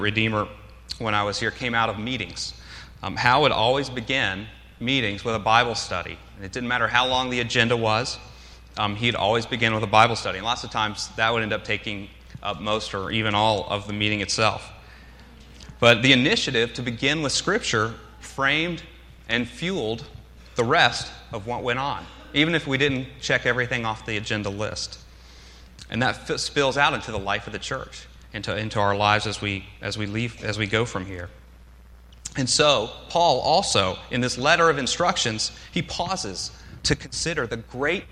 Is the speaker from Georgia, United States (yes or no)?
yes; Atlanta, Georgia, United States; moved away as an adult; also born or lived in Athens, Georgia; now in Philadelphia, United States; I grew up in the South. I grew up in Atlanta